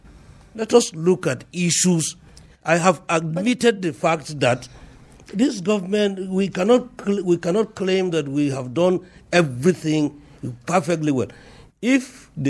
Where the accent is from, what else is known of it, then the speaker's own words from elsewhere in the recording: Riyom, Plateau, Nigeria; I'm from Riom